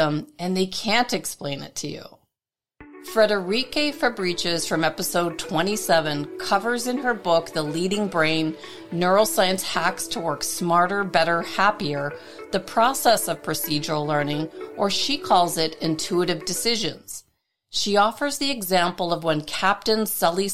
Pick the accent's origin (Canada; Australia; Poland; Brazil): Canada; Toronto, Ontario; my hometown of Toronto, Canada